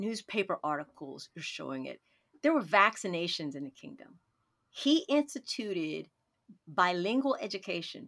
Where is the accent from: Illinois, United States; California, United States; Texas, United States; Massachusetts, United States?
Texas, United States; Dallas; when I was growing up in Dallas